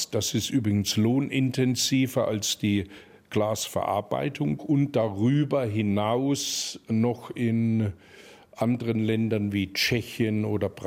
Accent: Kleintettau, Bavaria, Germany; accent: Kleintettau dialect; in unserem Kleintedauer Dialekt, jung, wenn die Grenz wieder aufgeht.

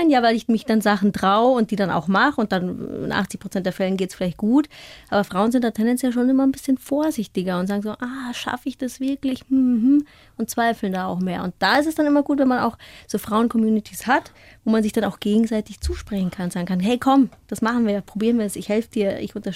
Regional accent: Franconia, Bavaria, Germany; born or raised there

